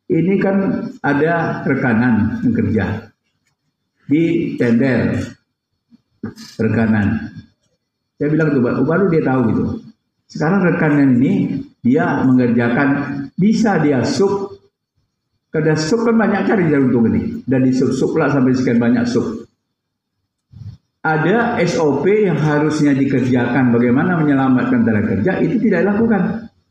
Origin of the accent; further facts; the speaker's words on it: Riau, Indonesia; Saya ini kan orang Riau.